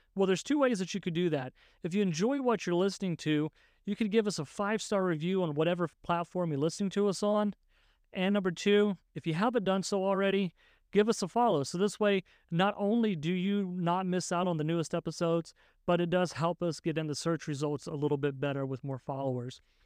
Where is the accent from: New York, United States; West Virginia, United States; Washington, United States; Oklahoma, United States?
West Virginia, United States; I grew up in West Virginia